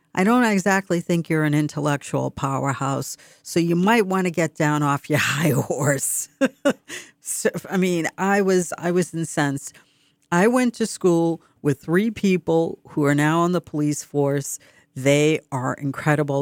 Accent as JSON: {"language": "English", "town": "Boston", "region": "Massachusetts", "country": "United States", "accent": "Boston", "said": "this is my Boston accent. It's so funny because sometimes I speak, you don't hear a hint of a tra-, or trace of an accent."}